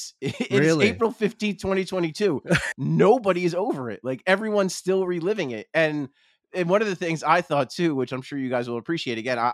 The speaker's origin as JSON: {"language": "English", "region": "New Jersey", "country": "United States", "tie": "born or raised there", "said": "I grew up around here. I grew up in South Jersey, but it's like I could throw a rock at the arena and the sports complex from here. And I grew up with it all."}